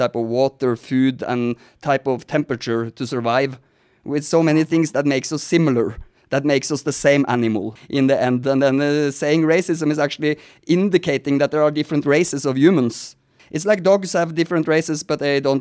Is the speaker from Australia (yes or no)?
no; Norway; now in United States; Now I'm sitting talking to you in America, but I'm actually Scandinavian. I'm from Norway